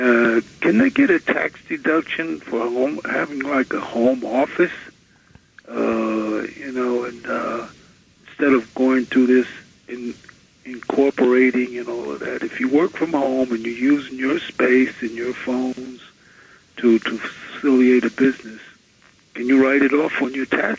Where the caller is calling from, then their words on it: New York City, New York, United States; I'm calling from Brooklyn.